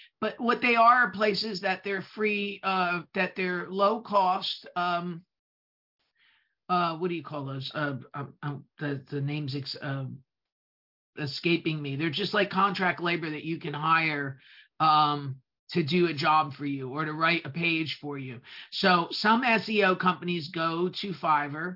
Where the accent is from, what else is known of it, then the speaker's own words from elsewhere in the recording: New Jersey, United States; accent: New Jersey; English is a second language; my New Jersey accent